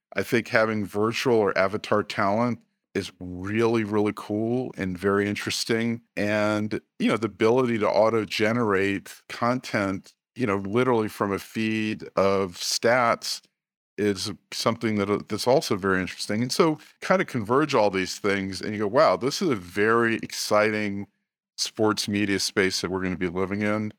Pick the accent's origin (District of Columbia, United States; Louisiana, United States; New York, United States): District of Columbia, United States; Washington; I was born in the Washington, D C area.